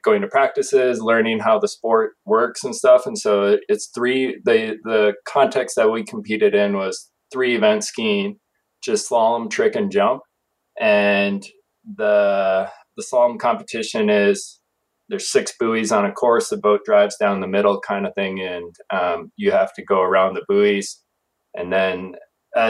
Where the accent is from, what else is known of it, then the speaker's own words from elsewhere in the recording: Wisconsin, United States; moved away; I grew up in Wisconsin